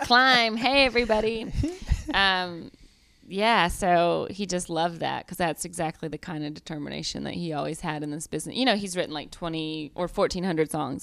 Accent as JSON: {"language": "English", "region": "Georgia", "country": "United States", "accent": "Southern", "moved": "yes", "said": "I'm from Georgia"}